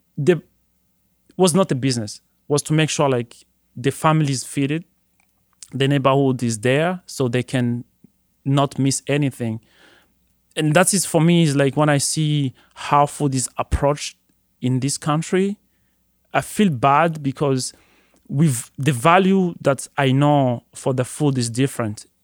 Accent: Burundi; moved away as an adult; now in Detroit, United States; Growing up in Burundi

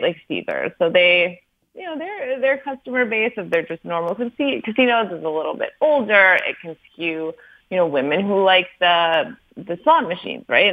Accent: Wisconsin, United States; I'm from Wisconsin

